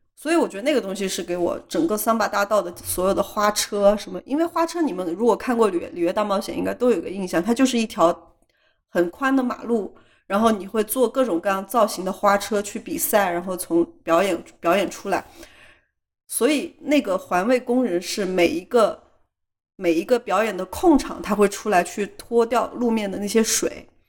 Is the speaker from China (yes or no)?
yes; China; 它很像我们老家的一些就是稍微村一点的地方，就是有一点像国内的三四线城市的那种小城市